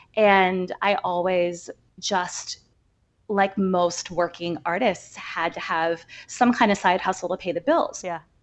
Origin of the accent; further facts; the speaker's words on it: outside of Chicago, Illinois, United States; now in New York, United States; I grew up right outside of Chicago. Uh, so Midwestern girl, but I've been in New York for long enough, I think, to call myself an official New Yorker